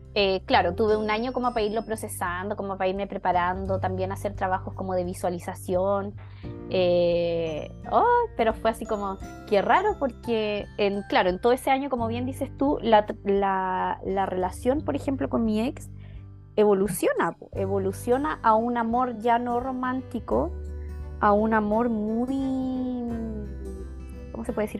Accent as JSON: {"language": "Spanish", "country": "Chile", "moved": "as an adult", "lives_now": "Switzerland", "said": "Yo actualmente estoy en Suiza, que es mi otro país. Yo tengo doble nacionalidad"}